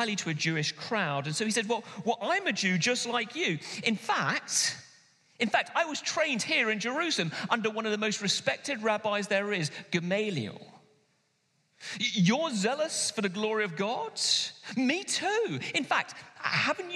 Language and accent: English; London, United Kingdom; now in Manchester, United Kingdom; someone like me who grew up in London